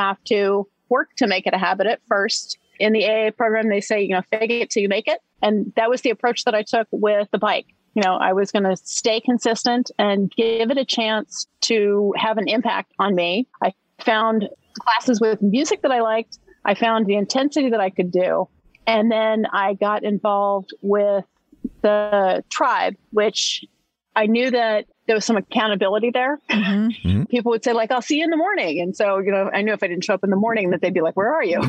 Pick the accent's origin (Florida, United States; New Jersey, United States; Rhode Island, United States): New Jersey, United States; Long Beach Island; I grew up here on Long Beach Island, went to school, and we lived year round on the island, second through fourth grade